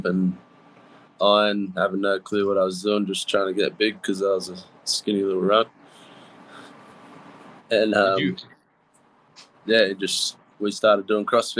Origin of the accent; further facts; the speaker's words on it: Bowral, New South Wales, Australia; also born or lived in Mittagong; I was born in a town called Barrow, which is about 5 minutes from where I live now, which is a town called Mittagong. It's in like a place we call the Southern Highlands